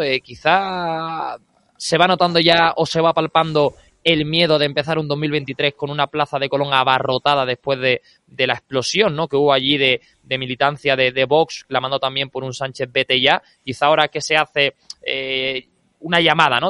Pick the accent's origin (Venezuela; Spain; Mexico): Spain; Andalusia; para mi tierra, para mi Andalucía